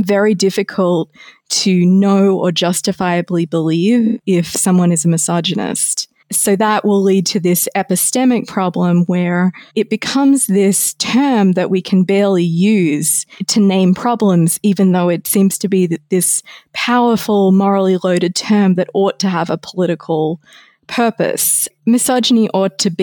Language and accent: English; Australia; my home country of Australia